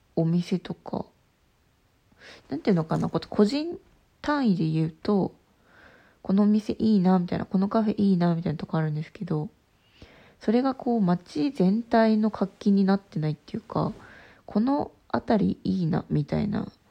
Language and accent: Japanese; Obihiro, Hokkaido, Japan; 帯広で生まれたけど、あんまり帯広に愛着がなくて、で、あの、旅したりして帰ってきて、で、今やっと帯広を見直した